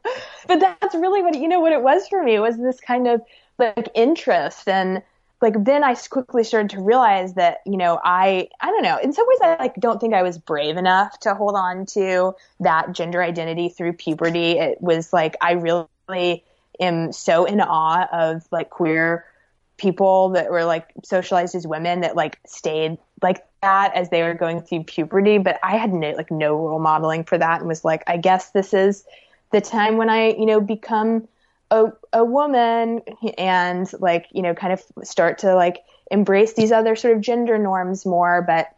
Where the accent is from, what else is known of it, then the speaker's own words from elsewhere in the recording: Alabama, United States; because, you know, growing up in Alabama, I was really taken with boyhood.